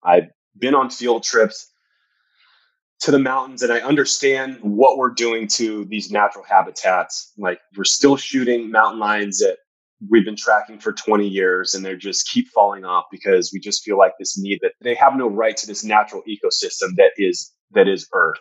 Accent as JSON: {"language": "English", "region": "Southern California", "country": "United States", "tie": "born or raised there", "said": "I grew up in Southern California"}